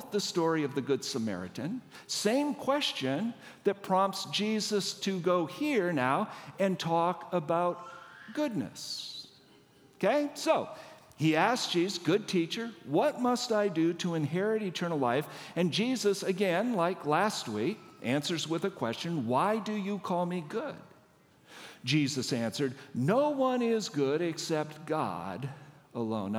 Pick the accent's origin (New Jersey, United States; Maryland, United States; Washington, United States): Washington, United States; I don't live here. I'm not from here. I'm from Washington State